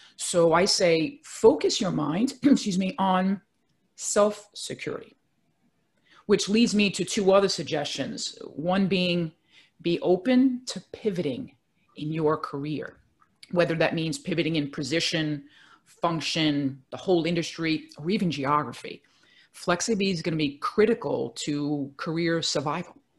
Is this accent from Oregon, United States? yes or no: no; New York City, New York, United States; I'm a native New Yorker, born and raised in Brooklyn, New York